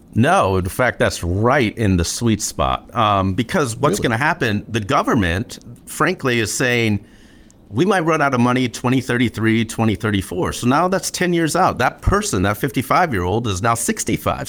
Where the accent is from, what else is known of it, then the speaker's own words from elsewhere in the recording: Flint, Michigan, United States; growing up in Flint